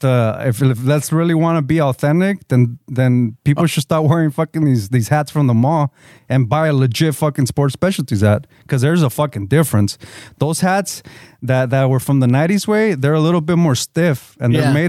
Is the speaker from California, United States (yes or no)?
yes; Lynwood, California, United States; I grew up in Lingwood